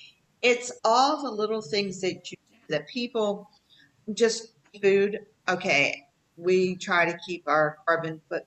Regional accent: Appalachia, United States; I am from the South. Okay? I am from Appalachia.

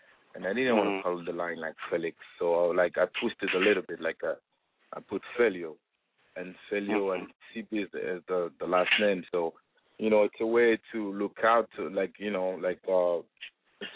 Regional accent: Gabon; also born or lived in France; now in United States; I was born and raised in Gabon, Africa

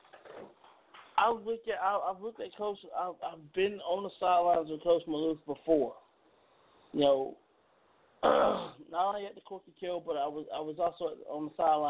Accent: Georgia, United States; I'm a kid from Georgia. I've been around some of these high school coaches since I was as young as 8 years old

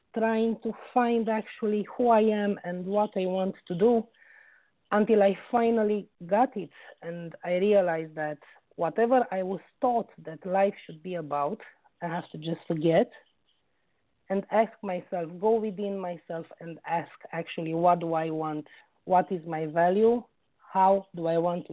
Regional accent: Romania; also born or lived in United Kingdom; now in Oxford, United Kingdom; I was born in Romania and I was raised there.

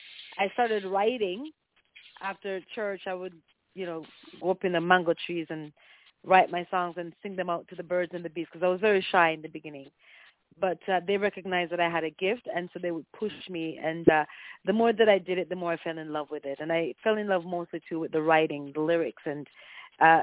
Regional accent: Clarendon, Jamaica; I'm originally from Jamaica. I was born and raised in the parish of Clarendon, and I was raised by my grandparents

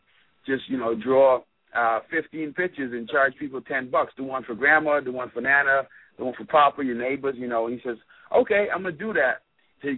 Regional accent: Bahamas; moved away; also born or lived in Florida; I grew up in the Bahamas

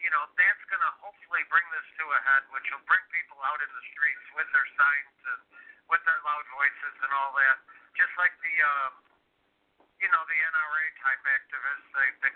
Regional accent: Chicago, Illinois, United States; my hometown of Chicago

